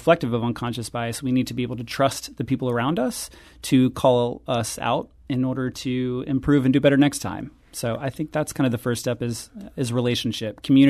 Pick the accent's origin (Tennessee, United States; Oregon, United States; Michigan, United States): Tennessee, United States; moved away as an adult; I moved to St. Louis in 1995 to become an undergrad at WashU. And my accent from being from Tennessee was a heck of a lot thicker than it is now.